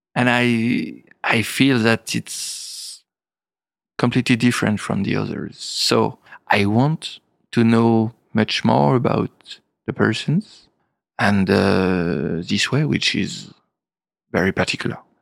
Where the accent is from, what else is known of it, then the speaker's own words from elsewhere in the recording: Épernay, Grand Est, France; English is a second language; also born or lived in Reims; I was born in Epernay, in, uh, the seventies, studying in Reims